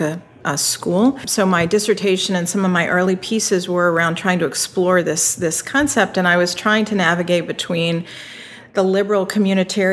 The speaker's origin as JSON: {"language": "English", "region": "Virginia", "country": "United States", "tie": "born or raised there", "said": "I grew up in Virginia, and I entered schooling about the time schools were reluctantly desegregating in the state"}